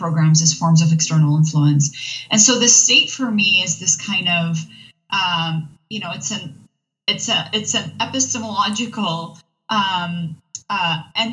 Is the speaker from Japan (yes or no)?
no; Iraq; I am from the region. I was born in Iraq